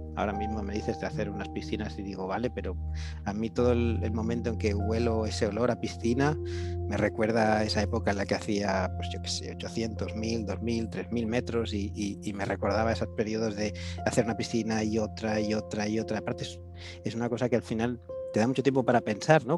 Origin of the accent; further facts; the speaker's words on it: Barcelona, Catalonia, Spain; first language Spanish; yo nací aquí en Barcelona, pero mis padres fueron a vivir a las afueras de Barcelona, un suburbio